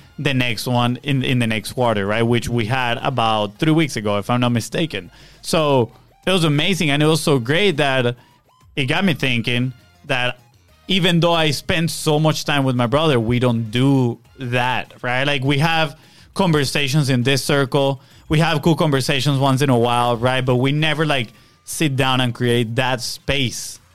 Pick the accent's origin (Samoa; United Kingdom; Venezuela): Venezuela; now in United States; I have this group of friends that we grew up together back in Venezuela